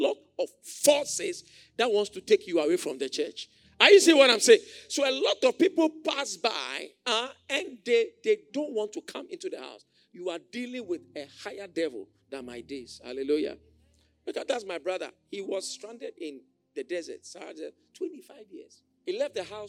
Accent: Accra, Greater Accra, Ghana; born or raised there

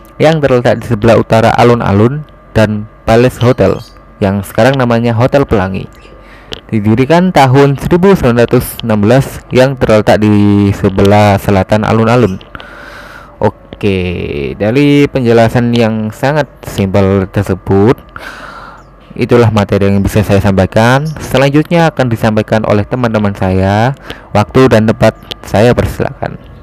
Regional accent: Jombang, East Java, Indonesia; Saya berasal dari Jombang, Jawa Timur.

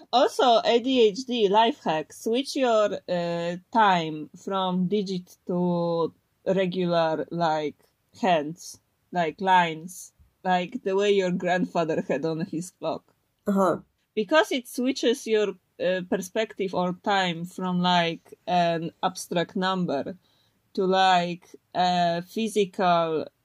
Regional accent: Poland; first language Polish; English is a second language; Because in Polish, my native tongue, I need to think.

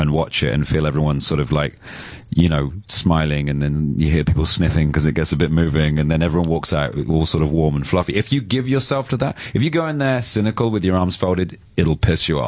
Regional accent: London, United Kingdom; being a Londoner

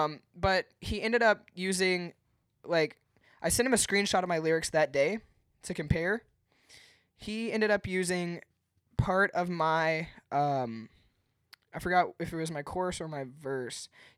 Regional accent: Henderson, United States; now in Clermont, United States; That's where I'm from, or not where I'm from, but where I live now. I'm from Henderson. I moved out to Claremont, Florida, 2 years ago.

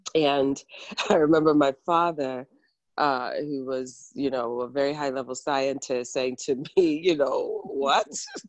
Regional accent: Ghana; now in United States; I am from Ghana, yes.

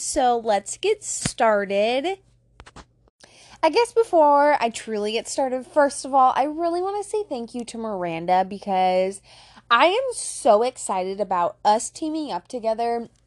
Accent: Fremont, Nebraska, United States; Fremont, my hometown.

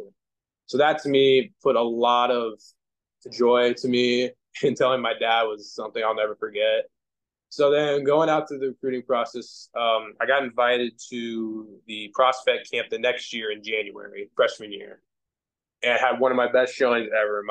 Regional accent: Nebraska, United States

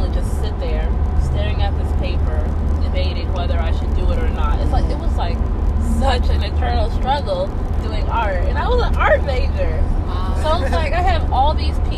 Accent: Tulsa, Oklahoma, United States; I grew up in North Tulsa.

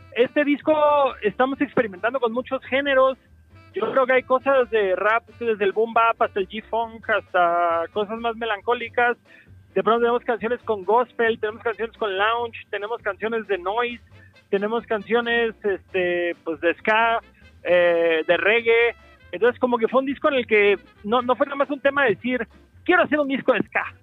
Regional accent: Cancún, Quintana Roo, Mexico; born or raised there

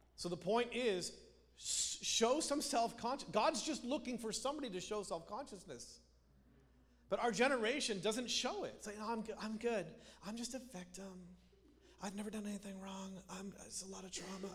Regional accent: Canada; moved away; I grew up in Canada

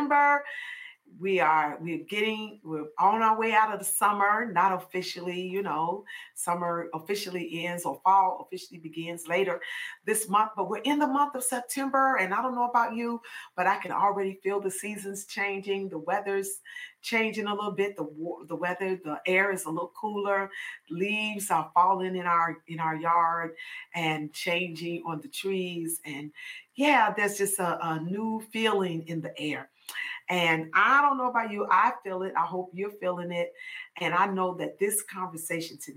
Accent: Chicago, Illinois, United States; I was born and raised in Chicago, Illinois

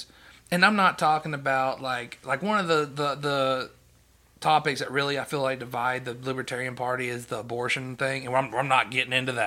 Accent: Alabama, United States; we're from Alabama

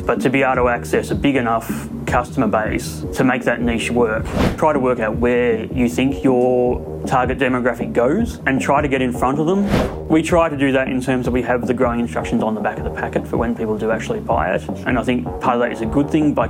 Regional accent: Victoria, Australia; also born or lived in New South Wales; now in Perth, Australia; I grew up over in Victoria. I've lived in Victoria, New South Wales, and then Perth

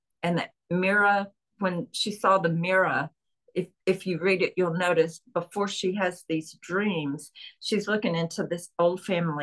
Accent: Chattanooga, Tennessee, United States; accent: Southern; I'm from Chattanooga, Tennessee, which is known for trains and the train terminal

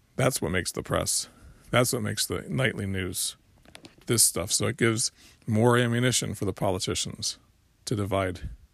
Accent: Florida, United States; now in South Carolina, United States; I'm from Florida and, and from, uh, and I live in South Carolina now

